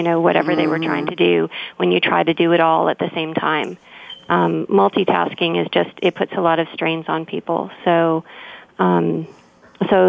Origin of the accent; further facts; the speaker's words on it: Saskatchewan, Canada; now in Burnaby, Canada; I grew up in the Midwest in a place called Saskatchewan, which has really long cold winters.